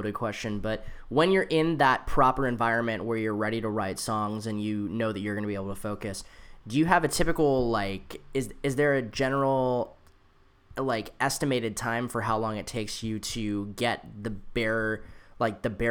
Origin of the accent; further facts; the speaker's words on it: San Jose, California, United States; moved away; I'm originally from San Jose